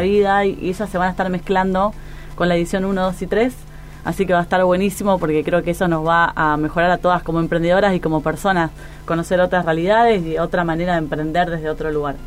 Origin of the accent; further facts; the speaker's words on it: Argentina; vivimos rodeados de frustraciones en un país tan inestable como Argentina